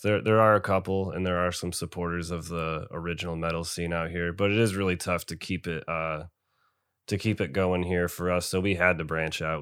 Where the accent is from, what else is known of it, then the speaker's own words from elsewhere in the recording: Binghamton, New York, United States; I am from Binghamton, New York